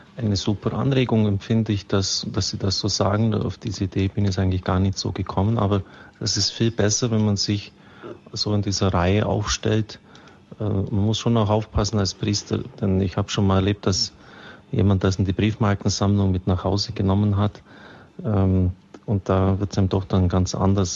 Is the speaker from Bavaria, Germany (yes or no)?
yes; Augsburg, Bavaria, Germany; meiner Heimatstadt Augsburg